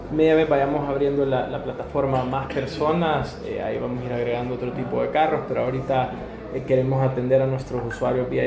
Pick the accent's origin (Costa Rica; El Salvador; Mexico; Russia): El Salvador; esa frustración de la imagen que nosotros como salvadoreños estamos dando en, en otras partes del mundo